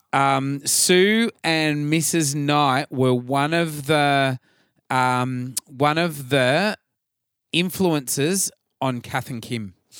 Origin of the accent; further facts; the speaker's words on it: Atherton, Queensland, Australia; my hometown of Atherton up north